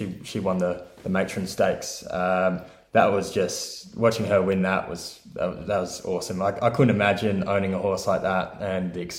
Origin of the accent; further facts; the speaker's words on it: Southern Highlands, New South Wales, Australia; moved away as an adult; now in Ireland; I am from Australia, as you might be able to tell, specifically about 2 hours south of Sydney in a lovely area called the Southern Highlands. There I grew up on my parents' broodmare property